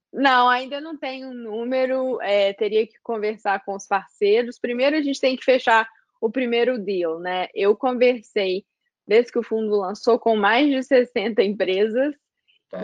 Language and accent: Portuguese; Belo Horizonte, Minas Gerais, Brazil; moved away as an adult; now in United States; sou de Belo Horizonte e tava em Belo Horizonte trabalhando com o meu pai